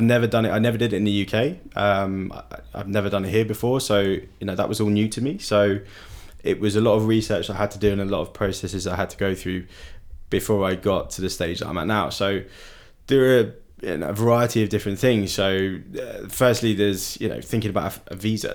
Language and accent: English; United Kingdom; moved away as an adult; now in Berlin, Germany; being British